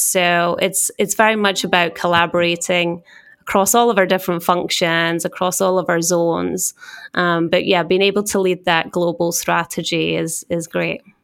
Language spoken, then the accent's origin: English; Scotland, United Kingdom; accent: Scottish; moved away as an adult; also born or lived in Switzerland; now in New York, United States; as you can tell by my accent, being Scottish